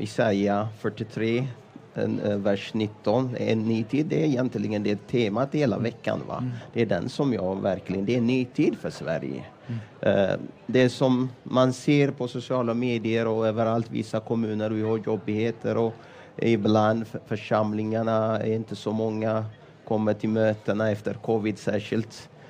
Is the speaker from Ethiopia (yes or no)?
yes; Ethiopia; Swedish is a second language; moved away as an adult; now in Sweden; jag kom från Etiopien. Jag har blivit frälst genom pingstarbete i Etiopien